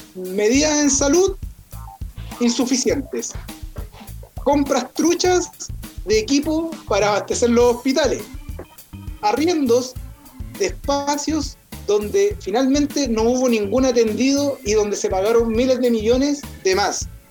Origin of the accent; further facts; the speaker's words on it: Arica, Arica y Parinacota, Chile; yo soy de Arica